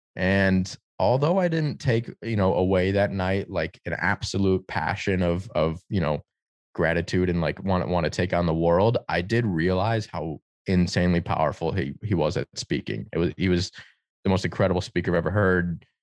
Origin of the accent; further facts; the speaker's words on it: Detroit, Michigan, United States; growing up in Detroit